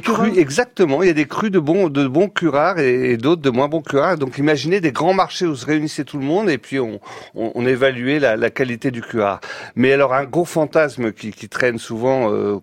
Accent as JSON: {"language": "French", "region": "Brittany", "country": "France", "said": "quand on est breton"}